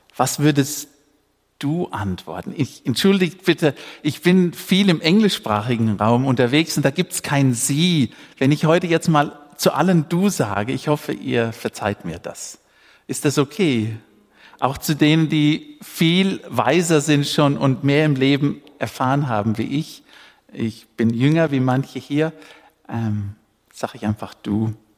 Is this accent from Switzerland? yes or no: no; Namibia; moved away; Ich bin ja in Afrika geboren, in Namibia.